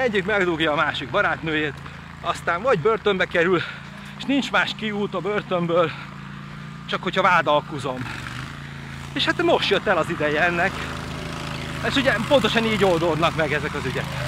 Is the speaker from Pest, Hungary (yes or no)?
yes; Pest, Hungary; also born or lived in Nagykáta; Ahol én felnőttem egy kis faluba